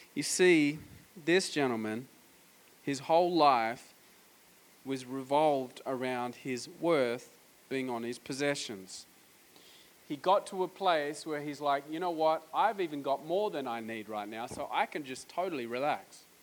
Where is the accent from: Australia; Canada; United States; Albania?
Australia; I'm from Australia